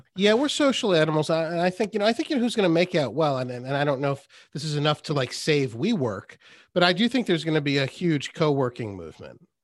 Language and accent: English; Westport, Connecticut, United States; moved away as an adult; also born or lived in Trumbull, Connecticut / Austin, Texas; I grew up here. I grew up in Trumbull and then Westport